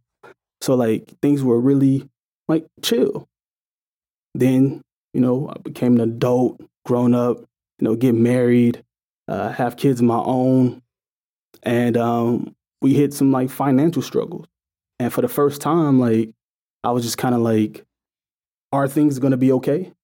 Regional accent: St. Louis, Missouri, United States; I grew up in St. Louis, Missouri, you know, in the middle of the hood

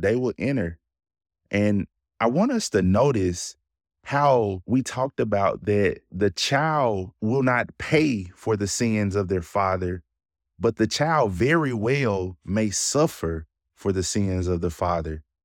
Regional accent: Jackson, United States; I live and grew up in the city of Jackson. I grew up in South Jackson

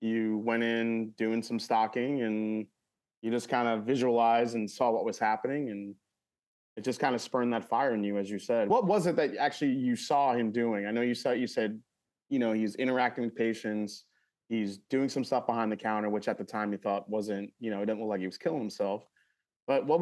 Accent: New York, United States; I'm from New York

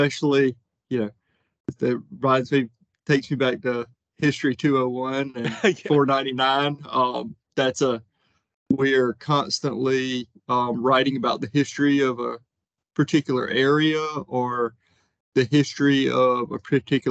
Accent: Edgefield, South Carolina, United States; also born or lived in Athens, Georgia; I grew up in Edgefield, South Carolina, on a dairy farm outside of Edgefield

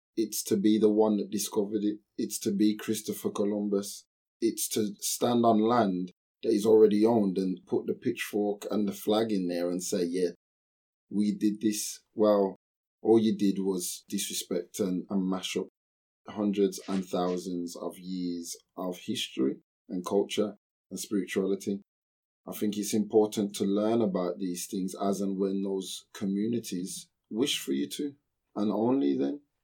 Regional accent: United Kingdom; I am British

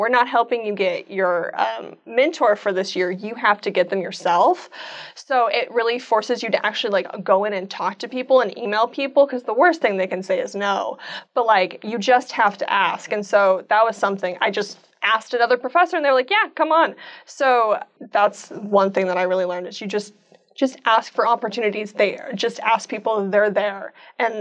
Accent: Edmond, Oklahoma, United States; I am from Edmond, Oklahoma. I went to Edmond, Santa Fe

